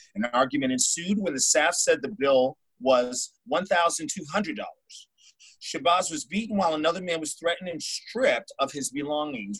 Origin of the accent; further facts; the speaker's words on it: New England, United States; I'm from New England, so we tend to say certain things